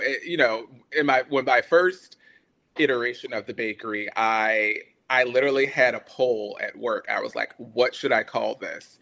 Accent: Brunswick, Georgia, United States; moved away as an adult; also born or lived in Prairie View, Texas; I am from Brunswick, Georgia, which is a very tiny coastal town that no one ever really knows about

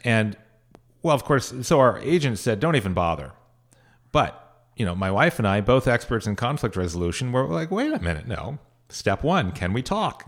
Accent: Sierra Nevada foothills, California, United States; moved away as an adult; also born or lived in San Francisco / San Bruno / Washington, D.C. / Jerusalem; I actually grew up in the middle of five children, up in the foothills of the Sierra Nevadas. So halfway between Sacramento and Lake Tahoe.

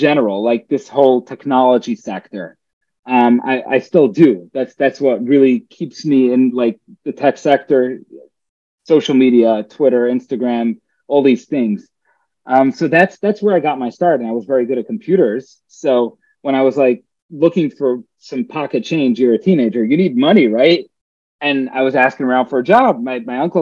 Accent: New York City, New York, United States; moved away as an adult; now in New Jersey, United States; I grew up in Brooklyn, New York. I lived there for the majority of my life until about 5 years ago, moved out to New Jersey

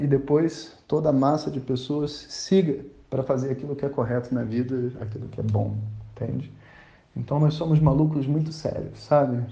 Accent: Brazil; somos brasileiros

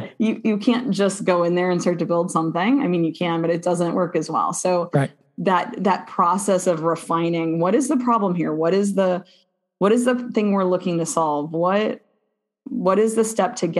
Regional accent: Midwest, United States; I'm from the Midwest

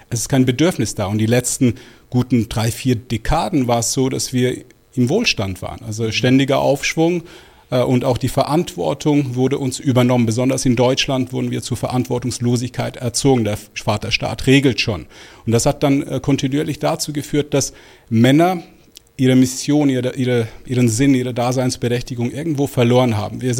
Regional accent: Switzerland; Ich bin aber tatsächlich in der Schweiz geboren und aufgewachsen. Alles in allem waren das gute 44 Jahre meines Lebens.

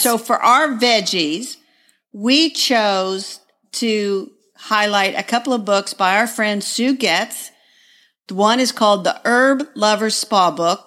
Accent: Greenwood, Indiana, United States; now in Indianapolis, United States; my hometown of Greenwood, Indiana

